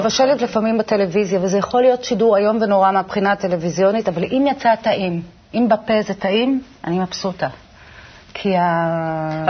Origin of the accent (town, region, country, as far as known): Israel; born or raised there